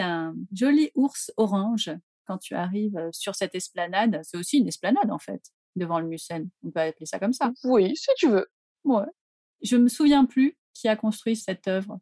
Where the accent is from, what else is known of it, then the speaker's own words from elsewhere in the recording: Paris, Île-de-France, France; en tant que Parisien